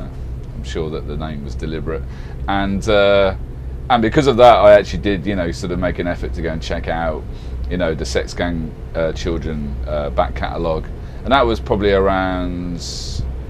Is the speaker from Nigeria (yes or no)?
no; Birmingham, West Midlands, United Kingdom; moved away as an adult; also born or lived in London; now in Los Angeles, United States; I'm originally from Birmingham, UK. So, yeah, it would have been when I was living in Birmingham, you know, probably maybe 18 years old